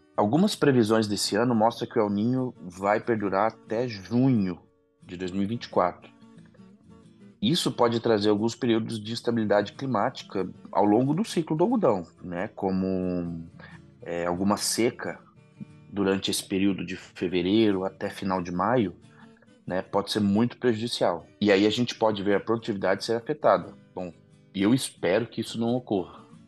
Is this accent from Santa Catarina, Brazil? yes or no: no; Mato Grosso, Brazil; Eu e meus dois irmãos já nascemos no Mato Grosso